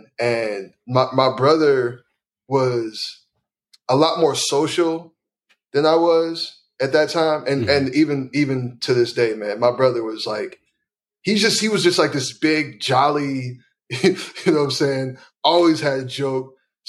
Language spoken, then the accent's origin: English; Chicago, Illinois, United States; South side of Chicago.